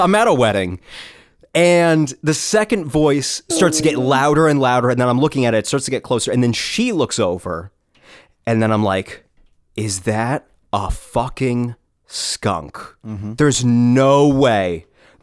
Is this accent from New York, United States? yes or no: no; New Hampshire, United States; moved away; also born or lived in Rhode Island; I'm from New Hampshire